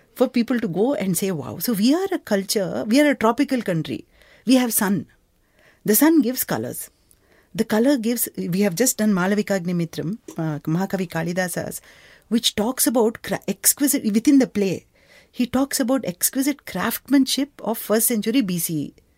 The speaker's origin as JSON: {"language": "English", "town": "Bangalore", "region": "Karnataka", "country": "India", "tie": "born or raised there", "said": "Growing up in Bangalore"}